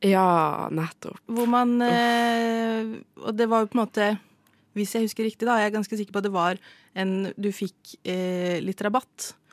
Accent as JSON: {"language": "Norwegian", "country": "Norway", "said": "jeg er norsk."}